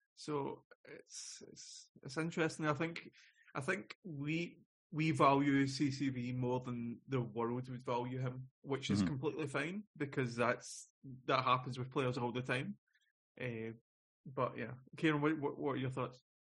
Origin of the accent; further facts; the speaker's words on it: Scotland, United Kingdom; moved away; I'm living away from Scotland